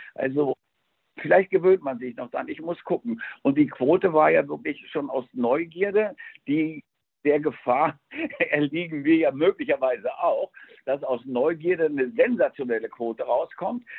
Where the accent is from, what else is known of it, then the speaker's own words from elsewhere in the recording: Spain; moved away; ich bin ja in Spanien groß geworden